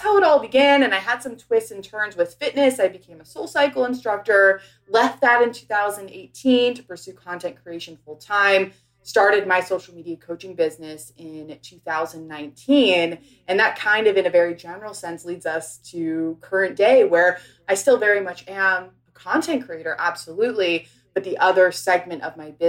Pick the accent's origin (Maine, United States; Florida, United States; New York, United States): New York, United States; New York City; moved away as an adult; also born or lived in Los Angeles; I grew up in New York City, went to school out in LA, at USC.